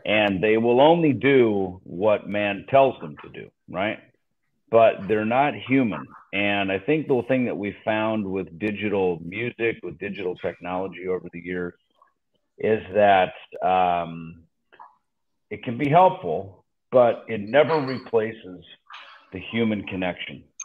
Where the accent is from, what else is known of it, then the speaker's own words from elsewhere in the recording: United States; as an American